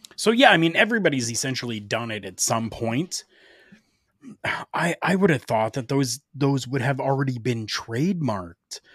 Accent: Canada; here in my hometown

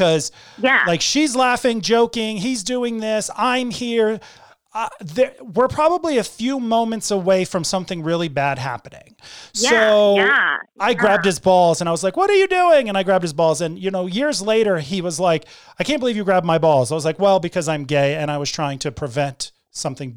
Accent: Connecticut, United States; moved away; also born or lived in Northern California; when I was growing up in Connecticut

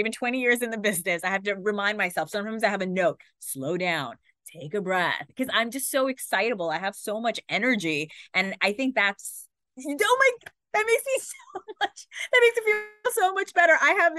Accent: Pakistan; Being Pakistani, my parents just told me I was going to be a doctor.

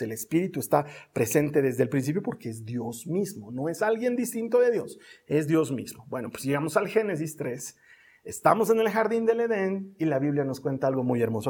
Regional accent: Bolivia; Así le llamamos aquí en Bolivia

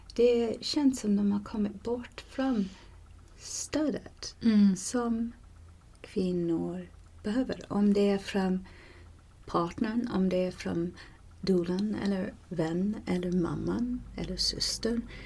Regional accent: Canada; Swedish is a second language; moved away; där jag kommer ifrån i Kanada

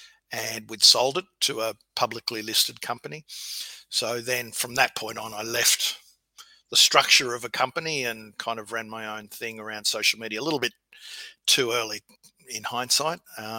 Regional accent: Victoria, Australia; No, I was in the country. So I've always been a country kid, and my dad was a bank manager.

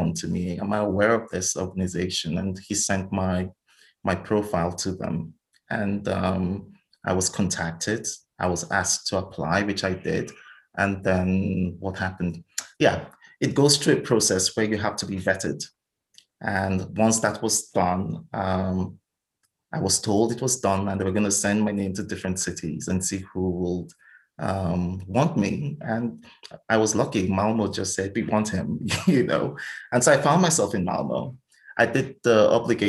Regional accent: Nigeria; moved away as an adult; now in Sweden; I grew up and lived in Nigeria

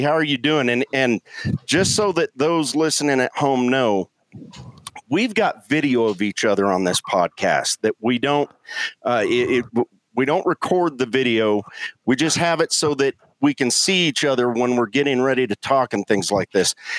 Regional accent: Colorado, United States; moved away; also born or lived in Norfolk, Virginia; I was born, I was raised in Colorado, um, and grew up hunting mule deer primarily

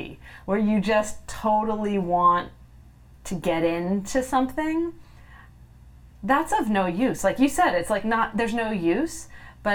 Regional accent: California, United States; I'm from California, and my home state is always on fire

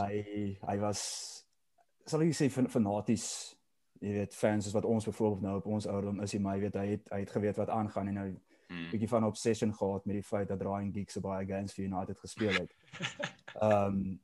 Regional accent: South Africa; as 'n Suid-Afrikaner

